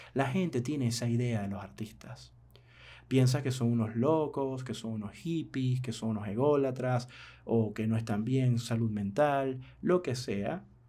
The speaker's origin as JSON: {"language": "Spanish", "country": "Venezuela", "said": "mi país, Venezuela"}